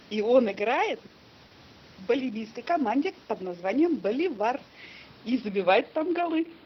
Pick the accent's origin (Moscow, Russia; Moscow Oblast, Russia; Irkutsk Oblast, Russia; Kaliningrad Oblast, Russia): Irkutsk Oblast, Russia; Irkutsk; Я выросла в Иркутске, дорогой.